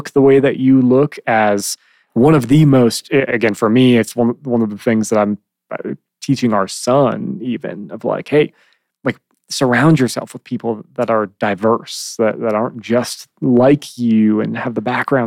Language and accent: English; Chicago, Illinois, United States; moved away; I grew up in Chicago